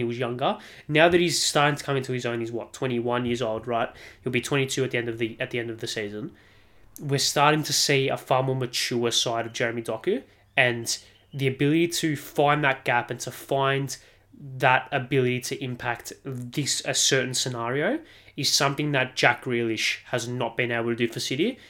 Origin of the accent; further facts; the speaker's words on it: Australia; as an Australian